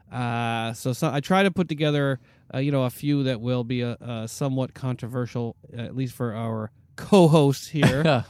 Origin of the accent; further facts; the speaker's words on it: New York, United States; I grew up in New York